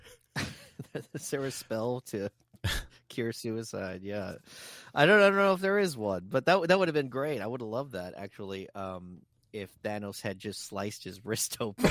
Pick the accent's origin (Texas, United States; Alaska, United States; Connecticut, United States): Texas, United States; they know I'm from Texas.